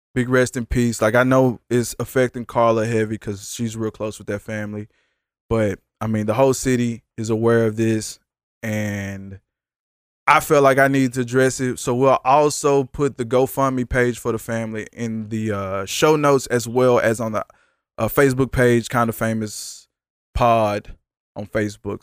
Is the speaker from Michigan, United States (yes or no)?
no; Dallas, Texas, United States; I'm from South side of Dallas, Texas